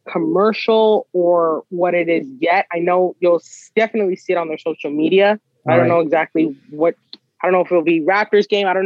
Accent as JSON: {"language": "English", "country": "Guyana", "said": "Well, like I said, I'm Guyanese, I'm West Indian, and so I'm a huge fan of soca music."}